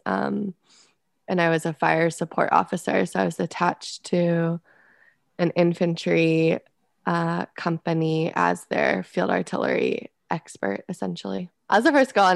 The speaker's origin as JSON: {"language": "English", "town": "Scottsdale", "region": "Arizona", "country": "United States", "also_born_or_lived": "Fort Sill, Oklahoma", "moved": "as an adult", "said": "I'm from Scottsdale, Arizona"}